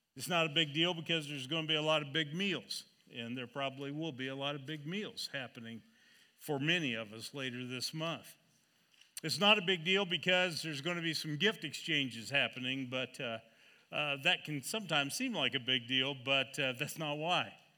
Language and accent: English; Seneca, Kansas, United States; I was born in Seneca, Kansas